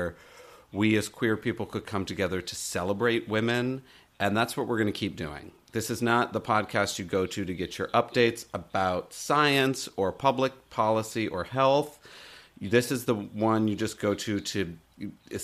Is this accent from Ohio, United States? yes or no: no; Michigan, United States; we've been friends since we were born, and we grew up in Michigan